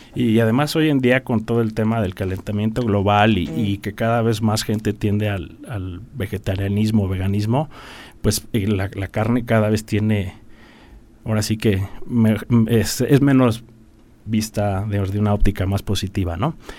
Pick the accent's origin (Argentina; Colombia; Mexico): Mexico; Querétaro; yo soy queretano